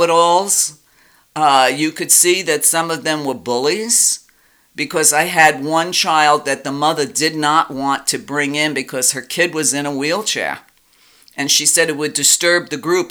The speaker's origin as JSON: {"language": "English", "town": "New York City", "region": "New York", "country": "United States", "tie": "born or raised there", "said": "when I was growing up in Brooklyn"}